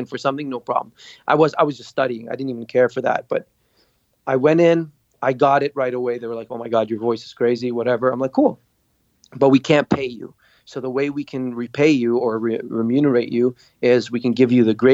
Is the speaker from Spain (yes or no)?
no; Dubai, United Arab Emirates; moved away as an adult; also born or lived in Beirut, Lebanon / Montreal, Canada; We fled to Dubai. My dad got a job. His brother hooked him up something. And we stayed there till I graduated high school